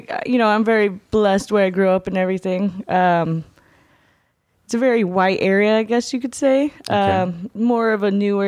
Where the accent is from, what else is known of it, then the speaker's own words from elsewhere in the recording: California, United States; now in Los Angeles, United States; I'm from Orange County, California.